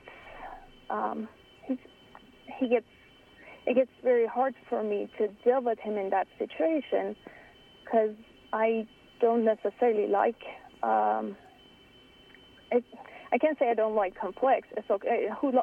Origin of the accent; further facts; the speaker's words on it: Iran; moved away; I grew up in Iran